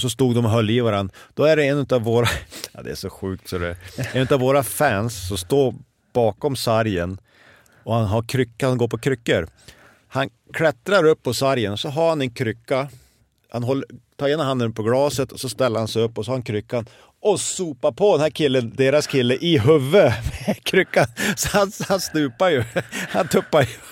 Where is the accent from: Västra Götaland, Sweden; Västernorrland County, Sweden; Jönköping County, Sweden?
Västernorrland County, Sweden; Örnsköldsvik; moved away; hemma i Övik